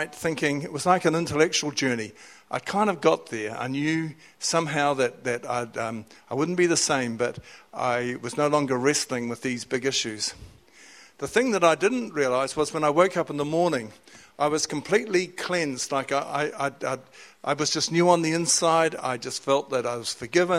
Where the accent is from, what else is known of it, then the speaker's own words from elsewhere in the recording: Whanganui, Manawatū-Whanganui, New Zealand; I was living in Whanganui, it's my hometown